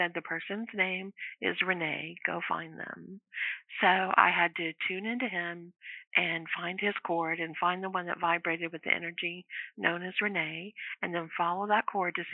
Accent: Louisiana, United States; I'm from Louisiana

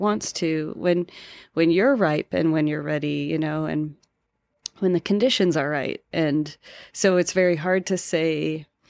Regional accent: Denver, Colorado, United States; I'm from Colorado, currently live in Colorado still. Um, from Denver and have always lived here

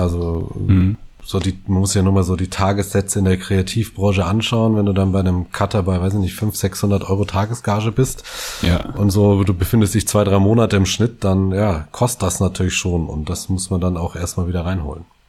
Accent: West Germany, Germany; als Westdeutscher ich

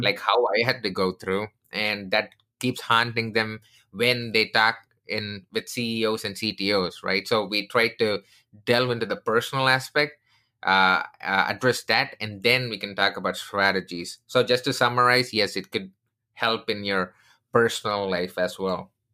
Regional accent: India; moved away; I come from India, I'm originally from India

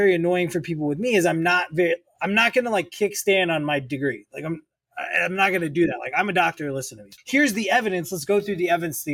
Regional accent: Racine, Wisconsin, United States; I'm from the Midwest, originally about 90 minutes north of Chicago, in a town called Racine, Wisconsin

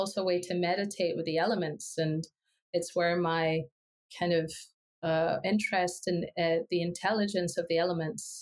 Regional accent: Ecuador; English is a second language; now in Scotland, United Kingdom; I grew up in Ecuador, which is in South America

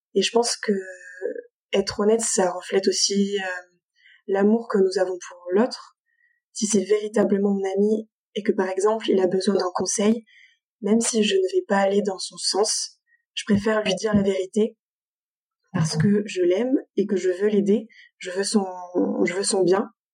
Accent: Avignon, Provence-Alpes-Côte d'Azur, France; now in Marseille, France; je suis originaire d'Avignon

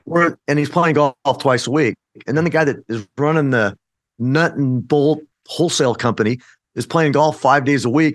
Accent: Phoenix, Arizona, United States; I was born and raised in Phoenix, Arizona

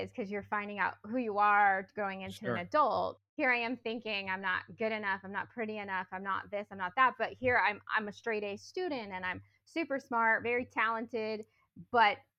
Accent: Northern California, United States; I grew up in Northern California with parents who are still married

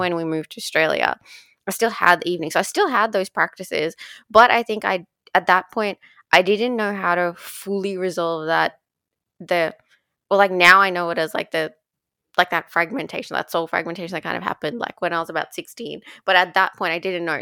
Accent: Dubai, United Arab Emirates; growing up in Dubai

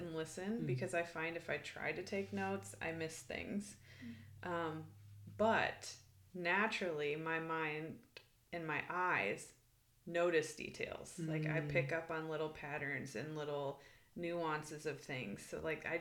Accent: Iowa, United States; moved away as an adult; also born or lived in Arizona; now in Redding, California, United States; I am originally from Iowa. I moved to Arizona

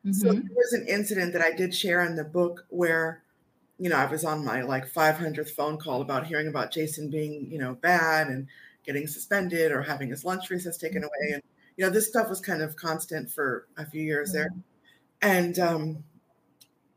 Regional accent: New York, United States; I'm from New York.

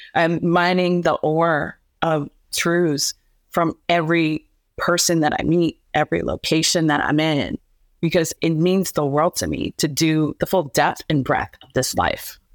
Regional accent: Canton, Ohio, United States; moved away; also born or lived in Houston / Chicago; I was raised in Canton, Ohio, which is a small little mill town in Ohio in the middle of the Midwest.

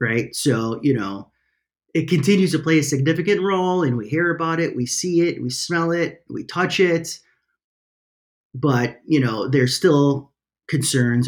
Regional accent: Chicago, Illinois, United States; I'm from Chicago

